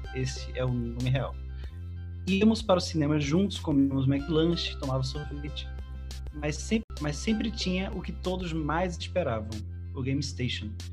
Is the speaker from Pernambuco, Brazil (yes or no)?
yes; Petrolina, Pernambuco, Brazil; Eu sou de Petrolina, né? as beiras do Rio São Francisco